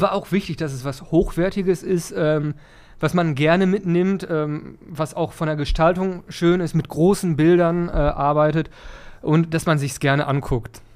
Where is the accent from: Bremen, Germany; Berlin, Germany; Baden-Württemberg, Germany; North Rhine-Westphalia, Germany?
North Rhine-Westphalia, Germany; Dorsten; moved away as an adult; now in Kirchhellen, Germany; Ursprünglich komme ich aus Dorsten, aber ich wohne da jetzt Seit ein paar Jahren